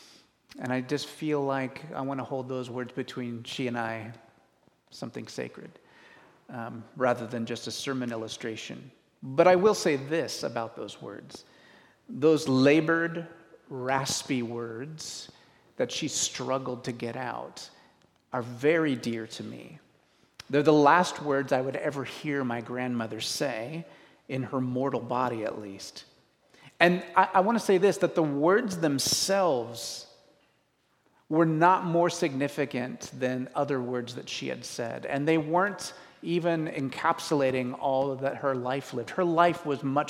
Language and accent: English; Washington, United States; I grew up in Washington